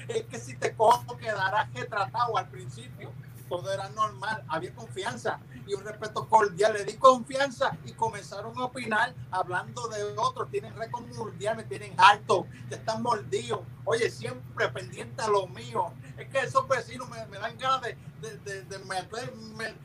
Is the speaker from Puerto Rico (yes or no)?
yes; Cidra, Puerto Rico; yo soy del pueblo de Sidra, bueno, la ciudad de Sidra, la ciudad de la eterna primavera.